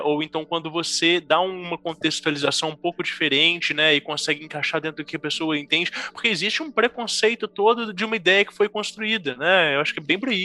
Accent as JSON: {"language": "Portuguese", "country": "Brazil", "said": "a gente, enquanto brasileiros"}